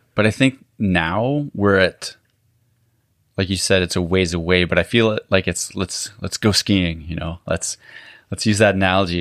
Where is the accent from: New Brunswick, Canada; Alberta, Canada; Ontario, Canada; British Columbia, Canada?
Alberta, Canada; moved away; I grew up in Alberta